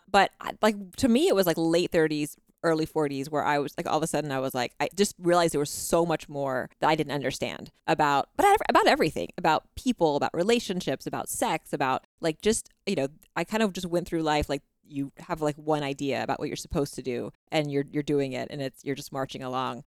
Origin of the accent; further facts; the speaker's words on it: Texas, United States; now in Utah, United States; I grew up in the South, in Texas